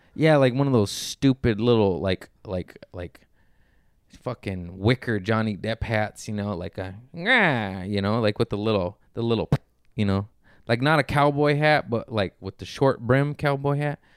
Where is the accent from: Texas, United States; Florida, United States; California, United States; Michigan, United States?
California, United States; Torrance; also born or lived in Harbor City / Lomita; I grew up in Torrance, West Torrance, born in Harbor City. Then I moved to Lomita